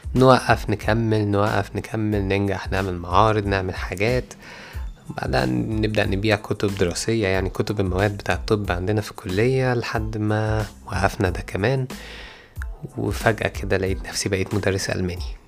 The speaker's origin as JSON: {"language": "Arabic", "country": "Egypt", "said": "بتاعنا كمصريين"}